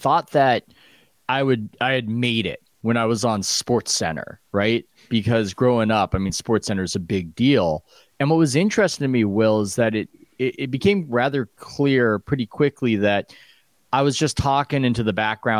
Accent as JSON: {"language": "English", "town": "San Diego", "region": "California", "country": "United States", "tie": "born or raised there", "said": "I grew up in San Diego."}